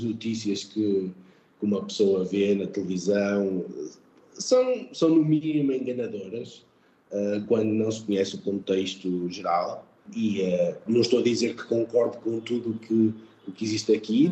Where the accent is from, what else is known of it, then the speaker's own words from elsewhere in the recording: Portugal; moved away as an adult; also born or lived in England; now in Riyadh, Saudi Arabia; sempre me senti bem-vindo aqui uh, como português